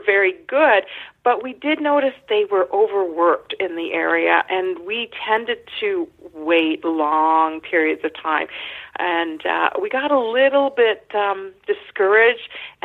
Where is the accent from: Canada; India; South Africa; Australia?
Canada; As a Canadian